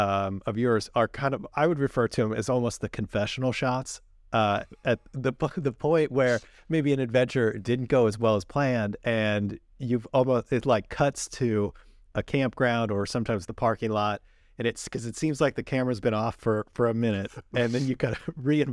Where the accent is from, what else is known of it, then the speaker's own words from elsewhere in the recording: California, United States; it's interesting growing up in the Sierras.